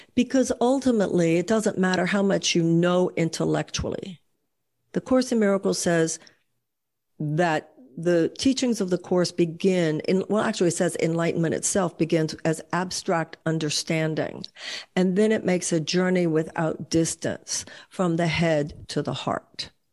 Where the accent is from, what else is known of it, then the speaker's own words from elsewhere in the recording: Houston, Texas, United States; when I was growing up in Houston